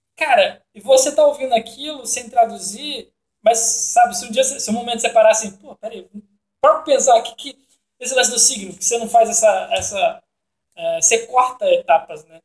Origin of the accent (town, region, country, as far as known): Brazil